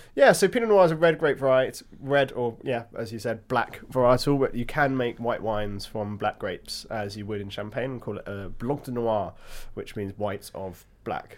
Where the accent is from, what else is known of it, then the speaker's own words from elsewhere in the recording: Hampshire, South East England, United Kingdom; I was born in Hampshire